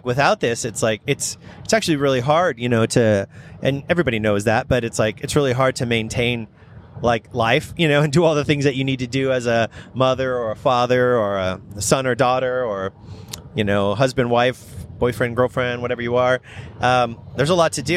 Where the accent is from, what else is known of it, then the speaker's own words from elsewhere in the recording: Redlands, California, United States; I grew up in Redlands